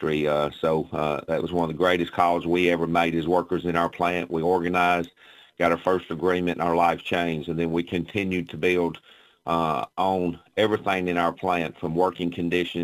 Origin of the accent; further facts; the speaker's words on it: Russellville, Kentucky, United States; I grew up in Russellville, Kentucky, on a small farm with my mom and my grandparents